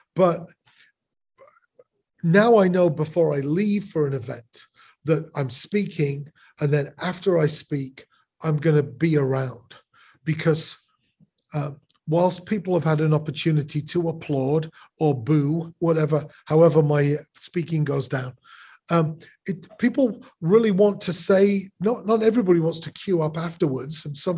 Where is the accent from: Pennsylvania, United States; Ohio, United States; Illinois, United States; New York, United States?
Illinois, United States; Chicago; I'm from Chicago.